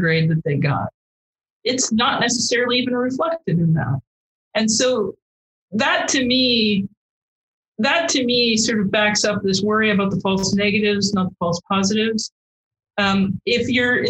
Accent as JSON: {"language": "English", "region": "Midwest", "country": "United States", "tie": "born or raised there", "said": "I grew up in the Midwest"}